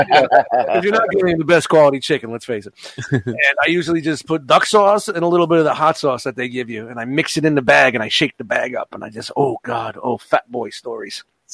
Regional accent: New York City, New York, United States; moved away; I grew up in Brooklyn

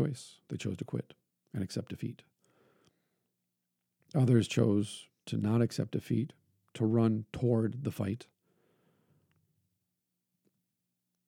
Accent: Brainerd, Minnesota, United States; I was born in Brainerd, Minnesota

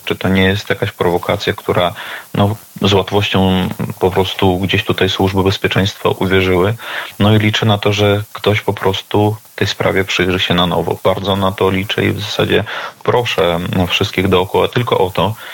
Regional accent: Vasilishki, Grodno Region, Belarus; moved away; Pochodzę z Wasiliczek e, na Grodzieńszczyźnie

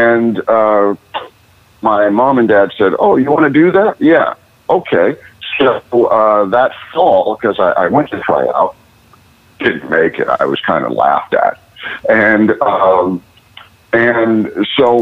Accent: Cleveland, Ohio, United States; moved away; I grew up in Cleveland, Ohio

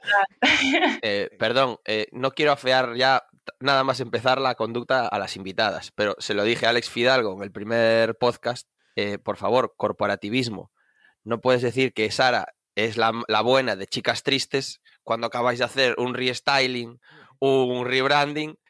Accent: Vigo, Galicia, Spain; now in Cuntis, Spain; yo soy de Vigo, eh, born in Vigo, pero criado. Bueno, criado en Vigo también, pero ahora vivo en Cuntis

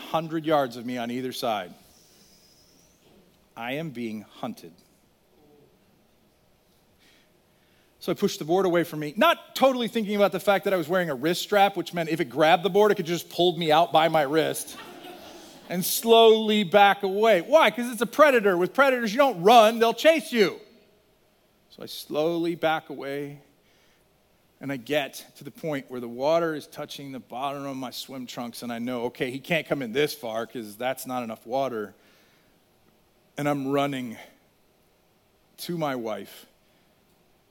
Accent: Virginia, United States; moved away; I grew up in Virginia for 10 years

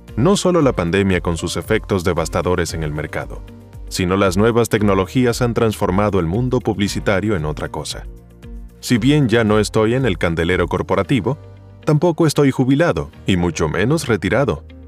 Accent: Caracas, Capital District, Venezuela; Nací el 2 de diciembre de 1952 en Caracas, Venezuela. Soy de El Paraíso

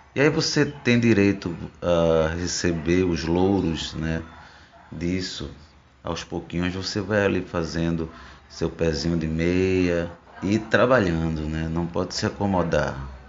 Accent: Rio Formoso, Pernambuco, Brazil; ficava lá em Rio Formoso, zona da mata, onde cresci, onde me criei

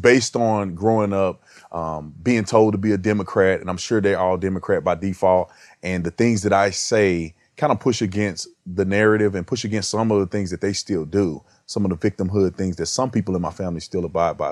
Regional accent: Texas, United States; growing up in Texas

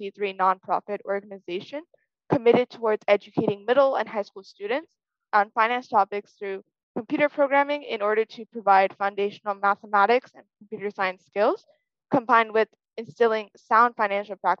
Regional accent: Chicago, Illinois, United States; I'm from Chicago, Illinois

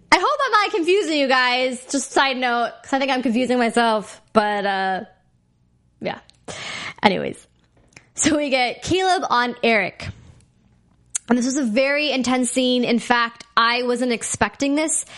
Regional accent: India; me being Indian

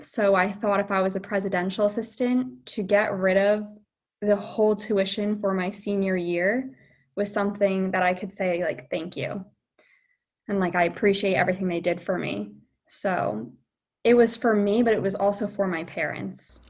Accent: Point Pleasant, New Jersey, United States; I'm from Point Pleasant, New Jersey.

